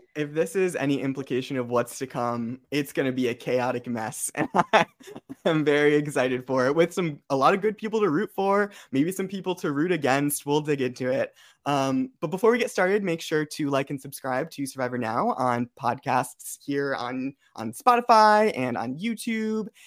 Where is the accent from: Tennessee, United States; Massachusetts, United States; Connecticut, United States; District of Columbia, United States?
Connecticut, United States; I'm from Connecticut